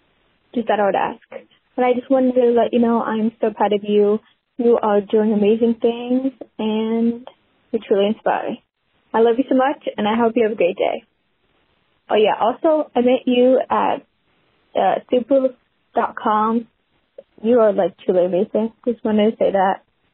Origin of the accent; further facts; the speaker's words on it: Seattle, Washington, United States; I'm from Seattle, Washington.